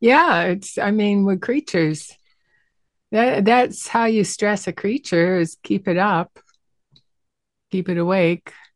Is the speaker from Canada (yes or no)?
yes; Western Canada, Canada; I'm a Canadian from Western Canada